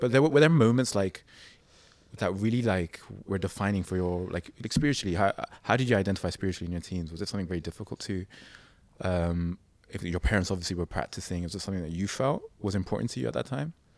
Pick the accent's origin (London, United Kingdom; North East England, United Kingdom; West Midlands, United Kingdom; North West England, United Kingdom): London, United Kingdom; I grew up in London